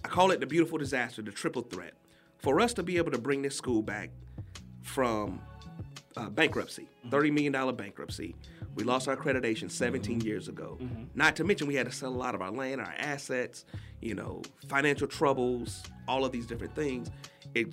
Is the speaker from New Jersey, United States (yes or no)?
no; Columbia, South Carolina, United States; moved away as an adult; now in Atlanta, United States; I'm originally from Columbia, South Carolina